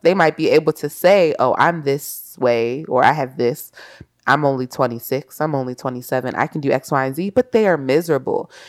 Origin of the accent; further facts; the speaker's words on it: Baltimore, Maryland, United States; I'm from Baltimore.